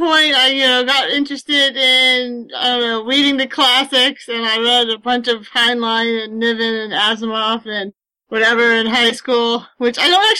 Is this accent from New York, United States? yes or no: no; San Francisco Bay Area, California, United States; I grew up in the San Francisco Bay Area, and I had access to great bookstores.